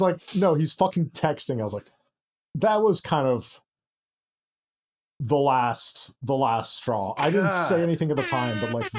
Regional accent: Lansing, Michigan, United States; moved away as an adult; also born or lived in Ann Arbor, Michigan; I grew up in Lansing and then went to college in Ann Arbor.

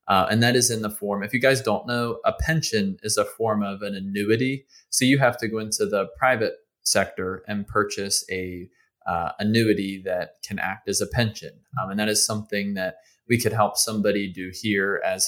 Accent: Northeastern United States, United States; So I grew up in the Northeast

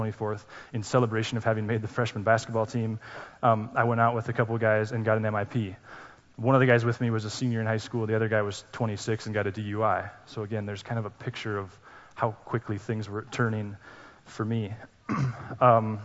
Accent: Laurel, United States; I grew up in Laurel, we did middle school there.

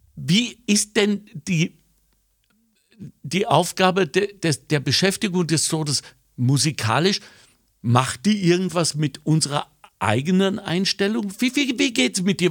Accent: Germany; moved away; als Deutscher, der nie aufgehört hat, lingual Deutscher zu sein

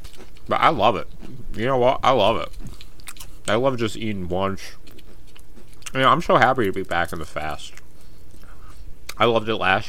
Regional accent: Buffalo, New York, United States; we're from Buffalo.

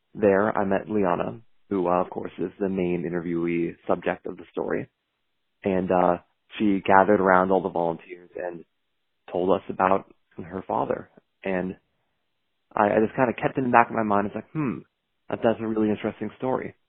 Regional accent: Seattle, Washington, United States; born in Seattle, and I've lived in West Seattle up until this fall where I went to college at Western Washington

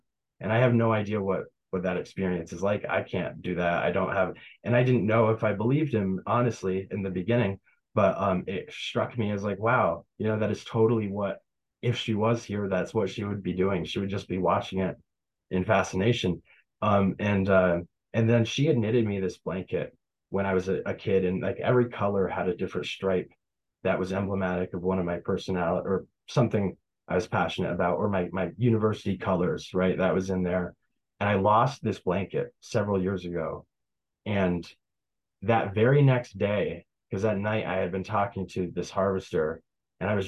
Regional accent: Tupper Lake, New York, United States; building my business in Tupper Lake in my hometown

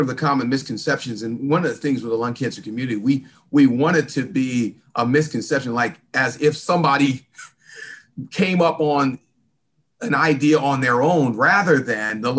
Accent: California, United States; also born or lived in Salina, Kansas; now in Atlanta, United States; I was born in a small town called Salina, Kansas. So I've got some Midwest roots, even though I grew up in California

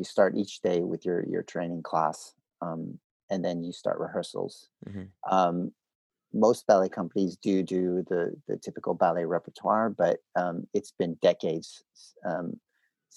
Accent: United States; moved away; also born or lived in Canada; I grew up in the States

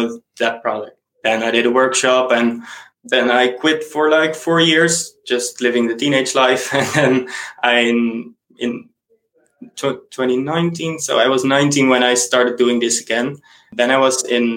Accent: Netherlands; first language Dutch; English is a second language; I'm from the Netherlands, so I'm a native Dutch speaker, and I also speak a little bit of German.

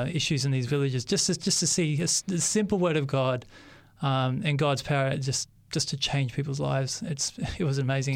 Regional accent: Sydney, New South Wales, Australia; accent: Australian; also born or lived in Papua New Guinea; I was born in 1979 in Sydney. I uh, grew okay. up in Western Sydney, in the suburbs of Western Sydney

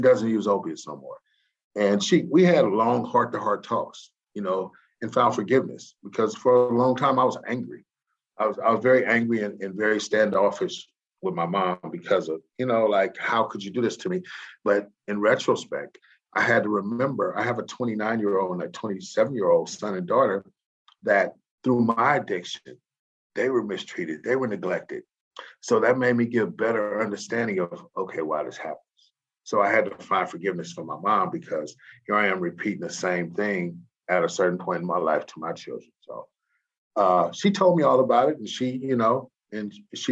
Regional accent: San Francisco, California, United States; also born or lived in Louisiana; I come from Hunters Point in San Francisco

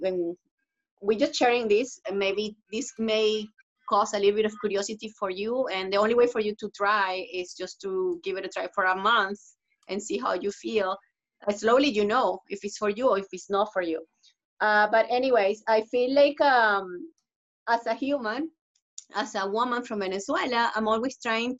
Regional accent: Canada; because actually I'm Canadian too. I'm here in Canada, I'm Canadian.

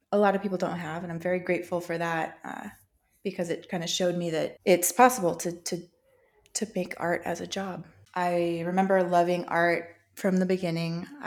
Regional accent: Show Low, Arizona, United States; i grew up in Show Low arizona actually outside of town so it was a really country rural setting

